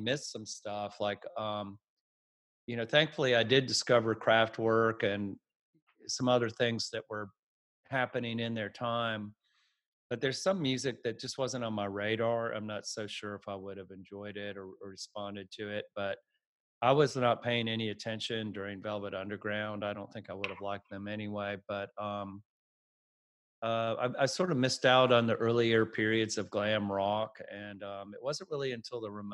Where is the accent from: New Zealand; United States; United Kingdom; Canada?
United States; Atlanta, Georgia; I grew up in the Atlanta area